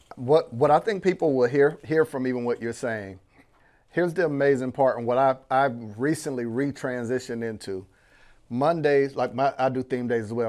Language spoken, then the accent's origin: English; Panama City, Florida, United States; I'm born and raised in Panama City, Florida